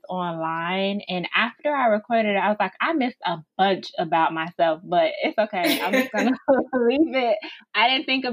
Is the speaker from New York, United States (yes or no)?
no; Chicago, Illinois, United States; also born or lived in Dallas, Texas; I'm from Chicago, but I had to, I used to live in Dallas about 3 years ago, but I decided to move back home